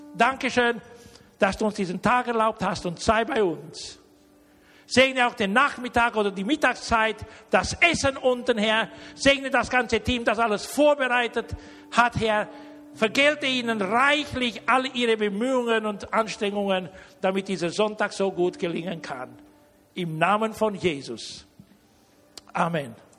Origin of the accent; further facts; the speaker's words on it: Romania; now in Germany; ich bin deutscher Herkunft, aber ich, ich bin in Rumänien geboren worden.